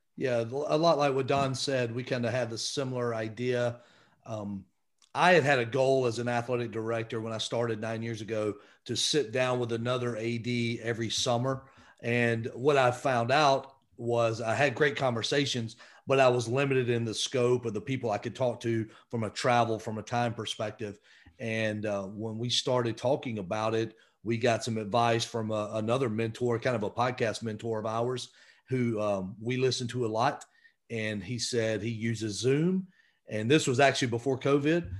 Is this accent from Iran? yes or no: no; Winder, Georgia, United States; also born or lived in Rome, Georgia; I grew up in Winder, Georgia, which is in northeast Georgia, kinda northeast of Atlanta